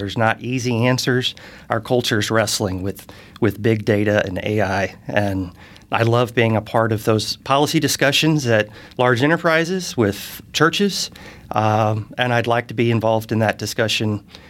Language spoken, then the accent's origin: English; Charleston, South Carolina, United States; also born or lived in St. Louis, Missouri; now in Fishers, United States; I grew up in Charleston, South Carolina. So I'm from the South. I moved here in 2017. So I've been here about 6 years